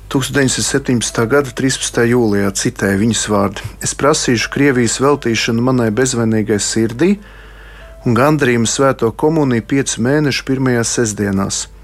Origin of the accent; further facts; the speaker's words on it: Salaspils, Salaspils Municipality, Latvia; tā kā es nāku no Salaspils, kas ir rožkroņa karalienes draudzes, to karogu tagad turu ļoti augstu